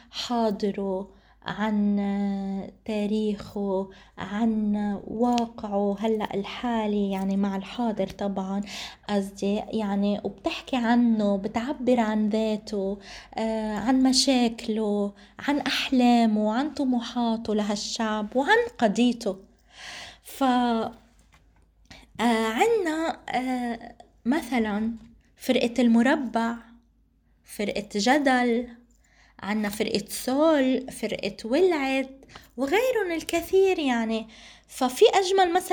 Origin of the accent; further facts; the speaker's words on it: Palestine; علينا نحن كفلسطينيين وكمعنيين فلسطينيين وكمؤسسات نجتمع على أهمية دعم هذه الفرق والإبداعات والأشخاص والمبدعين فلازم طاقاتنا الفلسطينية دايما نسعى لدعمها